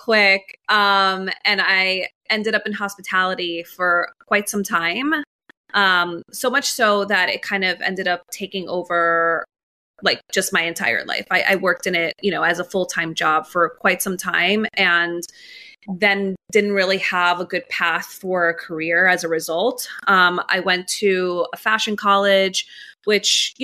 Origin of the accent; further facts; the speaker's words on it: New York City, New York, United States; also born or lived in Miami; My parents came here from Colombia, landed in Jackson Heights in Queens. So I grew up in New York my whole life, pretty much